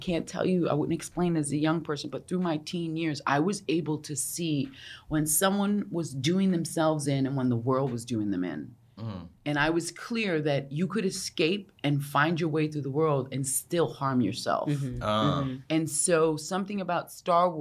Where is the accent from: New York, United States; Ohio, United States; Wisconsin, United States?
New York, United States; I grew up in New York in the 80s